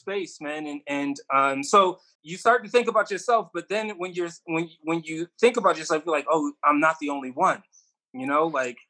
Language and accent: English; Rochester, New York, United States; In Rochester, New York.